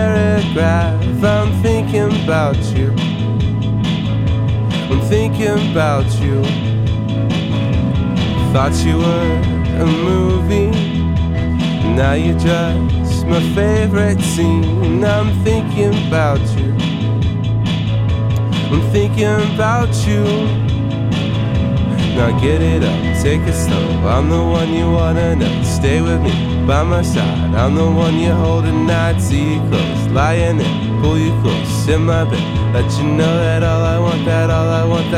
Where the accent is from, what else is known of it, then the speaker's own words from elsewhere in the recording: Northwest Tennessee, United States; also born or lived in Bristol, Tennessee / Knoxville, Tennessee; now in Chattanooga, United States; I grew up in Northwest Tennessee